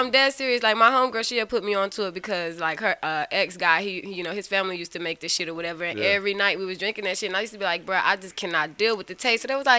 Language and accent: English; Snow Hill, North Carolina, United States; born or raised there; also born or lived in Greenville, North Carolina